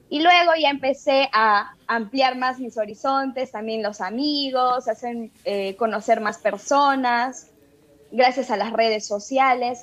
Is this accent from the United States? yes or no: no; Tarapoto, San Martín, Peru; yo soy de Tarapoto, entonces aquí pertenecemos a la región de San Martín